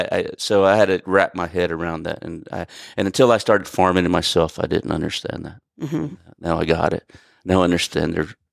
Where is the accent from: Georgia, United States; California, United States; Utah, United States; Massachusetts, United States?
California, United States; They planted stuff down there in the early 2000s, late 90s that we grew up in Sonoma County.